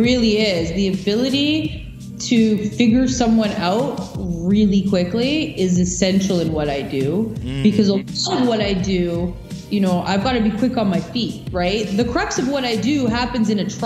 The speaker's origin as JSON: {"language": "English", "country": "Canada", "said": "we, as Canadian citizens"}